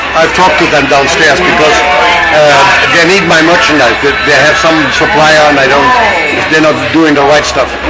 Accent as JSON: {"language": "English", "country": "Germany", "also_born_or_lived": "Orange County, California", "moved": "yes", "lives_now": "Las Vegas, United States", "said": "I am originally from Germany."}